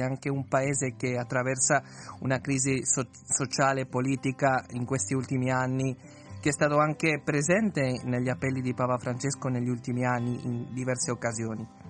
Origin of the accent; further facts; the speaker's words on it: Uruguay; moved away; io sono l'eccezione come uruguaiano